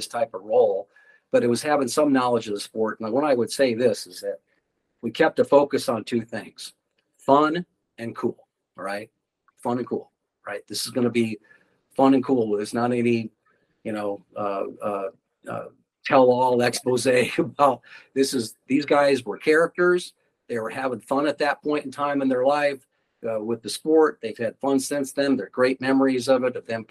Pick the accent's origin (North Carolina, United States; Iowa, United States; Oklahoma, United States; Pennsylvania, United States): Iowa, United States; Ames; my hometown, Ames